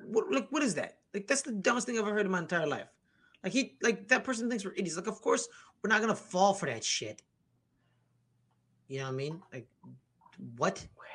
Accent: United States; I am the American.

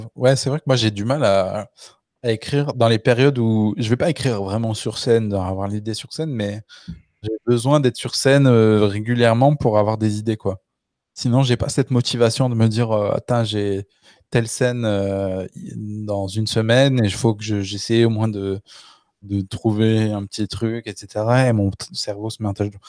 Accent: Le Puy-en-Velay, Auvergne-Rhône-Alpes, France; la ville où j'ai grandi, au Puy-en-Velay, c'est 20 000 habitants

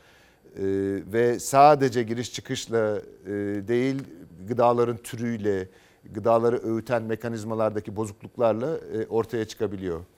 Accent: Anatolia, Turkey; Ya hikayem e, ben Anadolu'da büyüdüm.

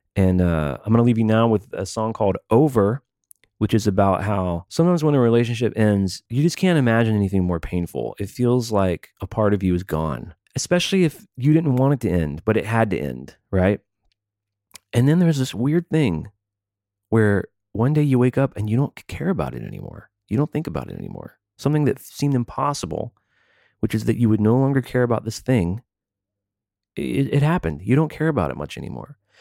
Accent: American South, United States; I was ra- born and raised in the American South

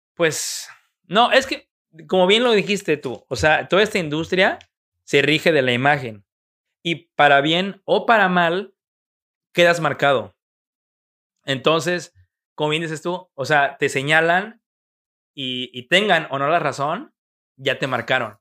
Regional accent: Mexico; como un mexicano

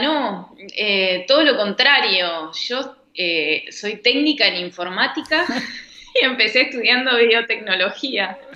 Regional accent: Rosario, Santa Fe, Argentina; moved away as an adult; now in Buenos Aires, Argentina; yo yo me crié en Arroyito, que Rosario Central es de Arroyito

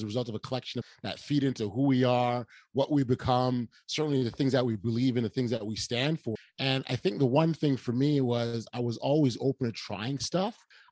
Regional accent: Toronto, Ontario, Canada; we're two nobodies from Toronto

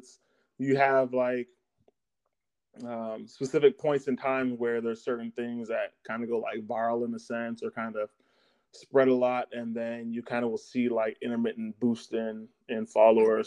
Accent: Nashville, Tennessee, United States; I grew up in Nashville.

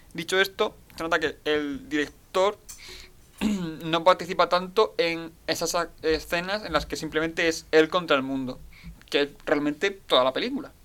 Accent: Spain; soy español

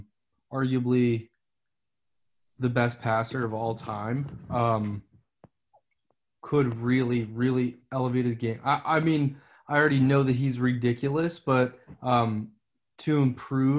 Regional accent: New York, United States; I'm from New York.

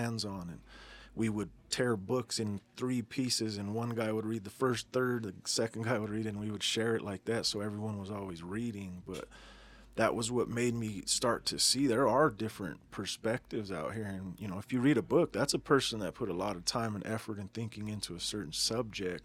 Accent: Denver, Colorado, United States; I'm a Denver native, born and raised in Denver, Colorado.

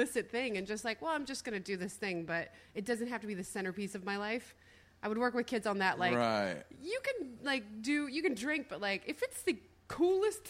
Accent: Winston-Salem, North Carolina, United States; moved away; it's my hometown

